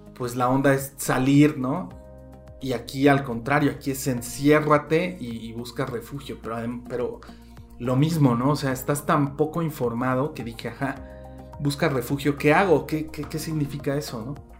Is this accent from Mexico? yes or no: yes; Mexico; como mexicano estando lejos